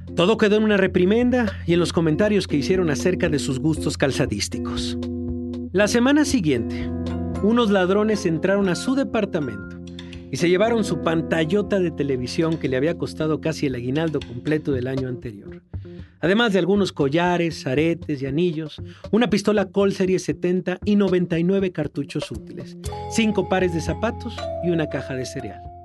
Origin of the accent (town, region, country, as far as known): Mexico